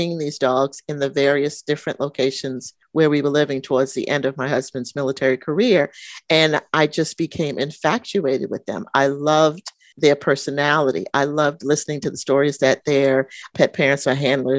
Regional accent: New York, United States; moved away; when I was a little girl and my growing up in New York, and we would go into the city

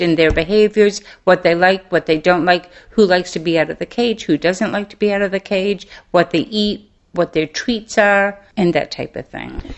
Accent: Maine, United States; moved away as an adult; now in Mobile, Alabama, United States; I grew up in Maine, so I'm a Yankee.

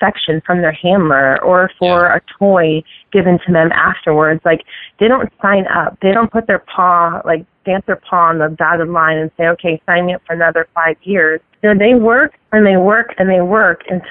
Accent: Connecticut, United States; moved away; I'm originally from Connecticut

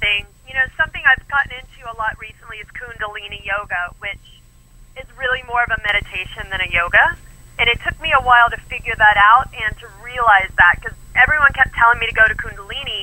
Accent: Texas, United States; I'm from Texas

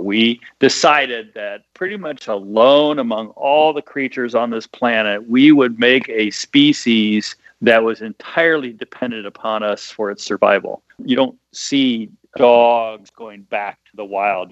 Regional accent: Midwest, United States; I'm from the Midwest.

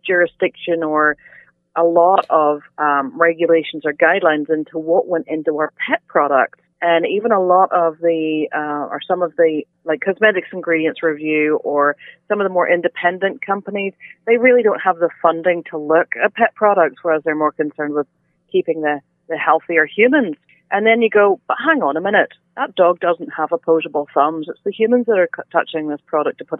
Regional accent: Northern Ireland, United Kingdom; moved away as an adult; also born or lived in Alberta, Canada; now in Nova Scotia, Canada; I'm originally from Northern Ireland, relocated to Alberta for 10 and a half years, and now in Nova Scotia for the past 10 years. So I've had half my life on both sides of the pond

